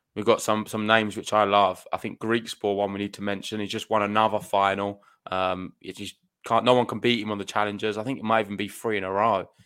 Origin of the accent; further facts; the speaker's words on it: United Kingdom; being British